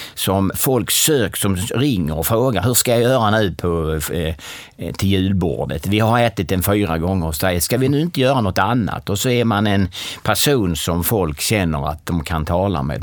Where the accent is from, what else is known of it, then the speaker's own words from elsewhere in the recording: Kristianstad, Skåne, Sweden; Jag är född och uppvuxen i Kristianstad.